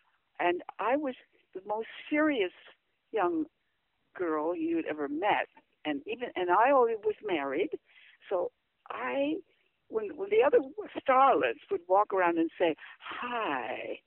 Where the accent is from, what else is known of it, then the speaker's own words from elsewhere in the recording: Minnesota, United States; moved away; also born or lived in San Diego; my childhood in Minnesota